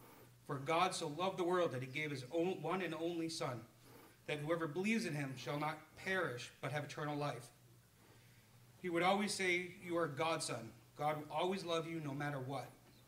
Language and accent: English; Plymouth, New Hampshire, United States; though. I was born on June 5th, 1985, and I was born and raised in Plymouth, New Hampshire.